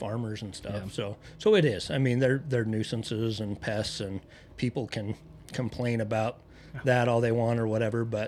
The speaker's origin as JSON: {"language": "English", "town": "Mud Lake", "region": "Idaho", "country": "United States", "tie": "born or raised there", "said": "I'm a hillbilly from Mud Lake, Idaho"}